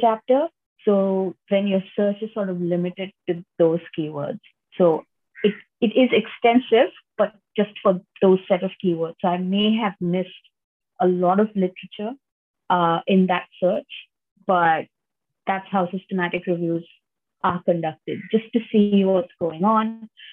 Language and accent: English; Mumbai, Maharashtra, India; I'm from Mumbai originally. Um, that's on the west coast of India